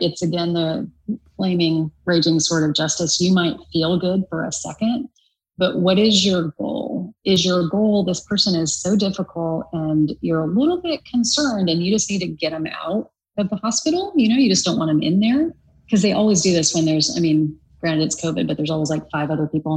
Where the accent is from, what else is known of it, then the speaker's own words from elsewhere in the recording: United States; moved away as an adult; also born or lived in Oklahoma / Kansas; now in California, United States; I grew up in Kansas and Oklahoma